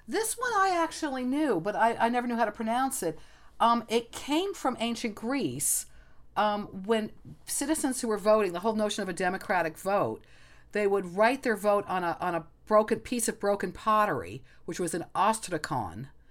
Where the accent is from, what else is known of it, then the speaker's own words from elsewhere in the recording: Egypt; moved away; we grew up in Egypt